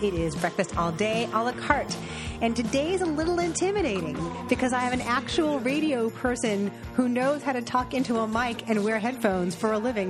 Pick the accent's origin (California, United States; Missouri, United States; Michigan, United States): California, United States; Los Angeles; But you, like me, you are from Los Angeles originally.